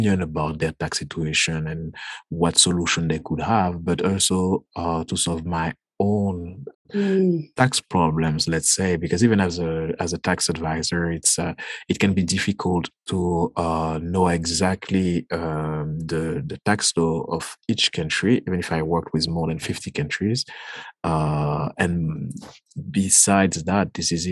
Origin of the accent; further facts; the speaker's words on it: Guadeloupe; from the Caribbean, Guadeloupe.